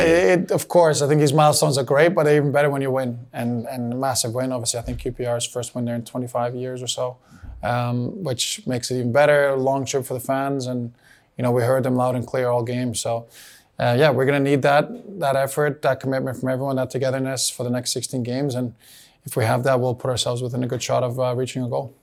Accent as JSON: {"language": "English", "country": "Canada", "tie": "born or raised there", "also_born_or_lived": "Bosnia and Herzegovina", "moved": "yes", "said": "I grew up in Canada, spent some really important years there, was given the opportunities to play in the youth national teams there. But again, I was never capped. Born in Bosnia, Bosnian family."}